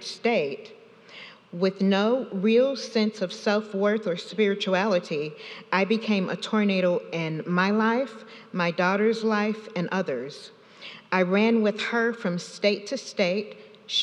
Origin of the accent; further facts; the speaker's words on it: South Carolina, United States; also born or lived in Anchorage, Alaska; We came back to South Carolina 3 years after my birth